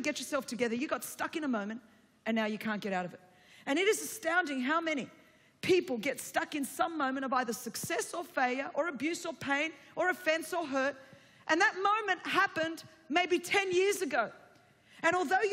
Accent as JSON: {"language": "English", "town": "Sydney", "region": "New South Wales", "country": "Australia", "tie": "born or raised there", "first_language": "Greek", "second_language": "English", "said": "I grew up in Sydney, Australia, and a second-generation migrant Greek."}